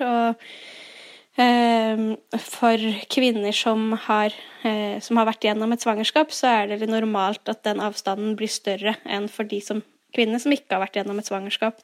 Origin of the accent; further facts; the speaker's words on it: Fredrikstad, Østfold, Norway; now in Nøtterøy, Norway; Jeg er fra Fredrikstad